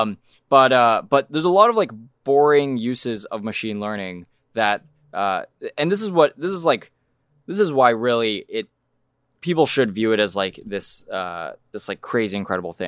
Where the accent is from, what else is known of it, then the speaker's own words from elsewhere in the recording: New Mexico, United States; moved away; I'm from New Mexico